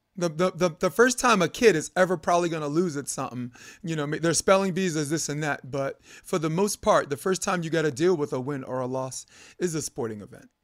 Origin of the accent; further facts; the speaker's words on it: New York, United States; I'm from New York.